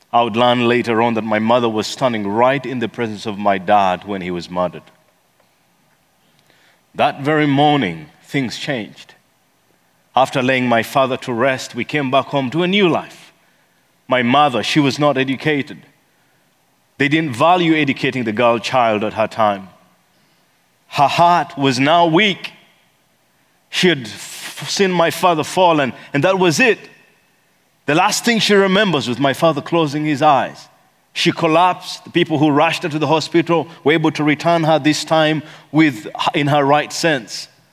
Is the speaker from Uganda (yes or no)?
yes; Kampala, Central Region, Uganda; also born or lived in eastern Uganda; I come from Kampala, Uganda.